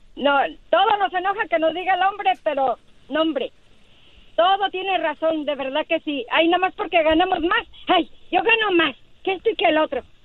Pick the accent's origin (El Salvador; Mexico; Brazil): El Salvador; now in Utah, United States; Yo soy salvadoreña